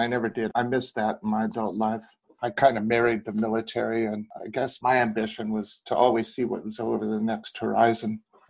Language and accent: English; Camp Pendleton, California, United States; born there; I was born in Camp Pendleton.